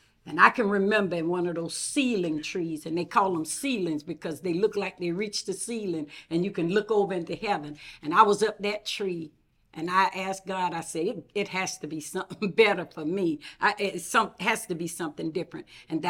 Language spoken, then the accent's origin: English; Putnam County, Florida, United States; also born or lived in New Jersey; I am a product of Putnam County, not the district's product of Putnam, but I was born in New Jersey, but I was conceived in Florida. My parents are migrant workers, and so during the time that I was to be born, we were in New Jersey harvesting potatoes